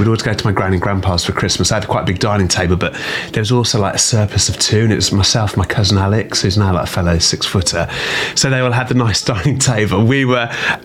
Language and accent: English; Birmingham, West Midlands, United Kingdom; I'm from Birmingham